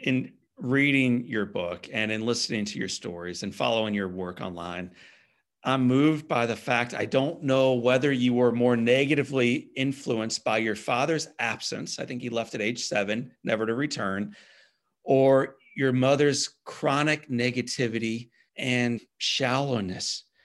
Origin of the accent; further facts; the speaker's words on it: Midwest, United States; I grew up in the Midwest